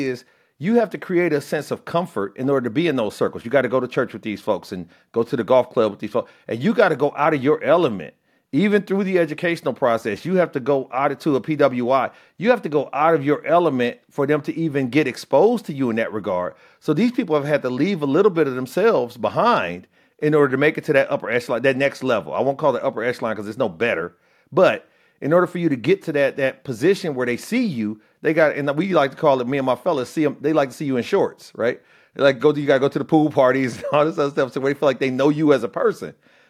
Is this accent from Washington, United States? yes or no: no; Illinois, United States; I'm from Illinois. I told you.